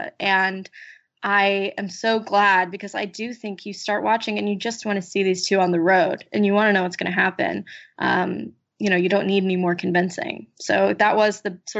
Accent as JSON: {"language": "English", "town": "Kansas City", "region": "Missouri", "country": "United States", "tie": "born or raised there", "moved": "yes"}